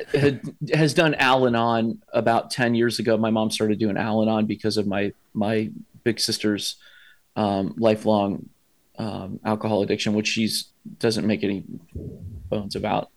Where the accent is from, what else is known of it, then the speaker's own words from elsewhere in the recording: Columbus, Ohio, United States; born and raised here in Columbus, Ohio.